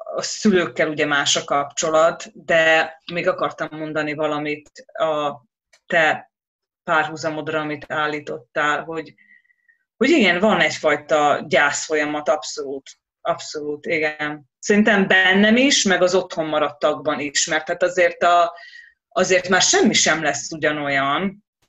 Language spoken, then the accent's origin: Hungarian; Hungary; moved away; jó hazamenni például Magyarországra és a nővéremmel elmenni shoppingolni